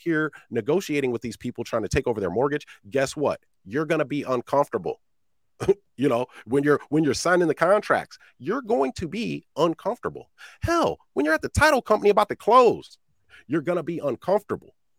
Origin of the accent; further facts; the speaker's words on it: Iowa, United States; I'm from Iowa, man, middle of the cornfields.